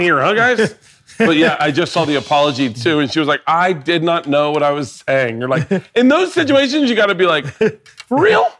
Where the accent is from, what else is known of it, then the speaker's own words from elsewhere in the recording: Florida, United States; I grew up in Florida.